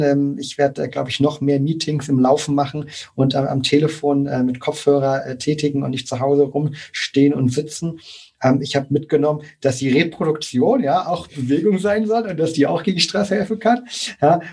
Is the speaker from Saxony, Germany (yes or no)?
yes; near Leipzig, Saxony, Germany; ich komme aus der Nähe von Leipzig, komme aus, aus Deutschland generell